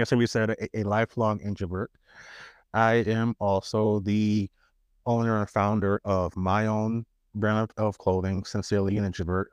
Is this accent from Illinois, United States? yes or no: no; New York City, New York, United States; accent: New York; moved away as an adult; also born or lived in California; I'm from, I am from Queens, born and raised